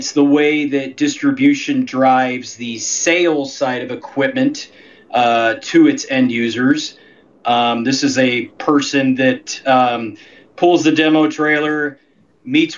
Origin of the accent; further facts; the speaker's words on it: Ohio, United States; moved away; I'm originally from Ohio